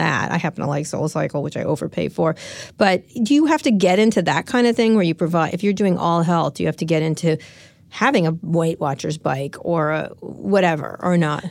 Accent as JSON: {"language": "English", "town": "San Francisco", "region": "California", "country": "United States", "said": "I'm from San Francisco"}